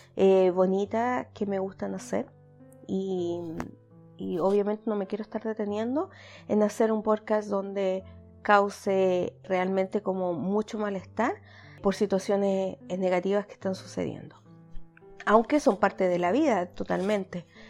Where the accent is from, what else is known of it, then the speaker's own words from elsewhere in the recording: Chile; moved away; mi comunidad chilena, que de donde yo soy originalmente